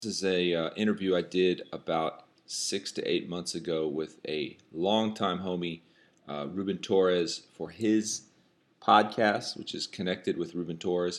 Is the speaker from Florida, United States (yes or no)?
yes; Florida, United States; I'm coming from Florida